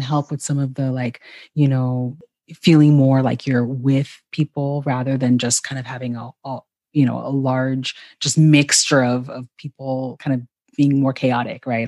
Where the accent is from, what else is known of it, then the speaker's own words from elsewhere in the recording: Ghana; how my family connects to the history of Ghana, my home country